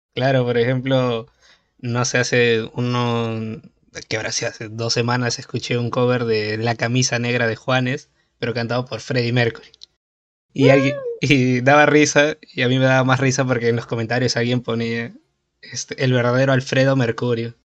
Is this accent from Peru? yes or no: yes; Peru; soy de Perú